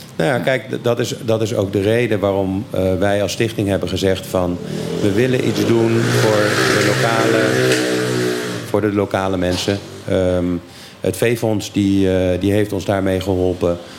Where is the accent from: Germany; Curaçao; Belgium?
Curaçao; Ik ben opgegroeid op Curaçao